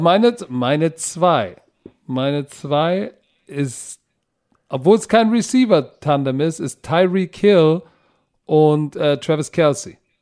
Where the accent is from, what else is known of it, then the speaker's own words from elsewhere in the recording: Germany; Deutschland ist meine Heimat. Ich bin Deutscher durch und durch